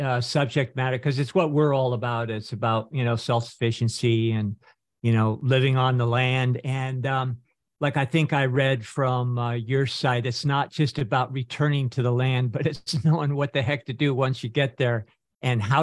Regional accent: Northern California, United States; I grew up in Northern California in this neck of the woods

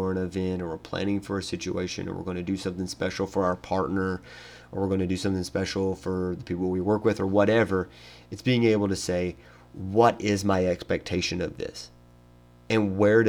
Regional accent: Tennessee, United States; moved away; I live in Tennessee, or I'm from Tennessee, me and my wife are going back to see family

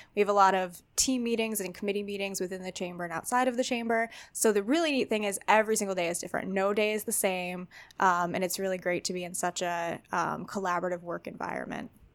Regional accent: Wilkes-Barre, Pennsylvania, United States; I grew up in Wilkes-Barre

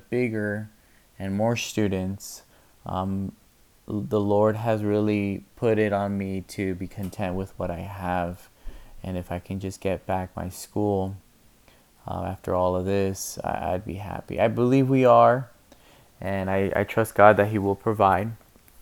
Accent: California, United States; moved away as an adult; now in Spokane, United States; I am originally born and raised in California. Lived there my whole life for about 35 years until recently moving out here to Spokane, Washington

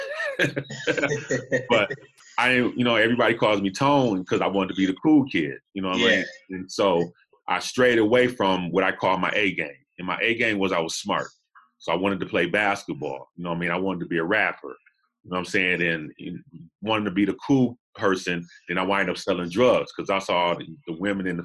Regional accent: Los Angeles, California, United States; also born or lived in Buffalo, New York; I'm originally from Los Angeles, South Central LA. I was born back in 69.

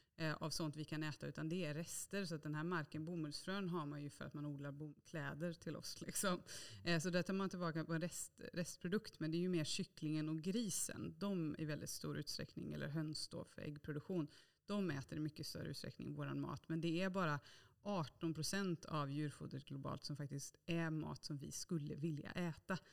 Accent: Bokenäs, Västra Götaland, Sweden; Jag är ju född och uppvuxen i Bokenäs i Bohuslän, så på landet.

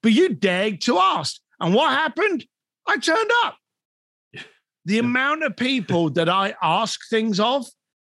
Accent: London, United Kingdom; moved away as an adult; now in Los Angeles, United States; I'm a bricklayer from London

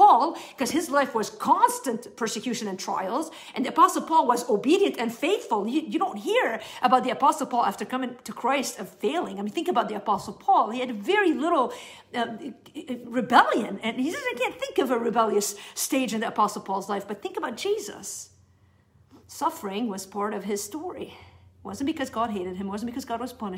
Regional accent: South Governorate, Lebanon; I am from South Lebanon

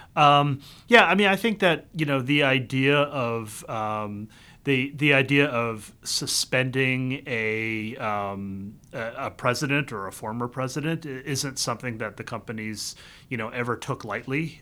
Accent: the Carolinas, United States; moved away as an adult; also born or lived in Vietnam; now in Washington, D.C., United States; I was born in Vietnam. I grew up in both Carolinas.

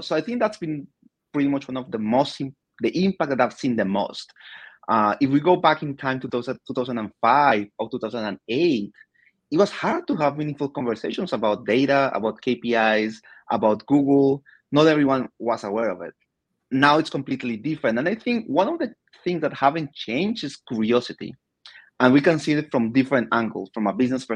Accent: Colombia; moved away as an adult; also born or lived in United Kingdom; now in United States; I was born and raised in Colombia 40 years ago.

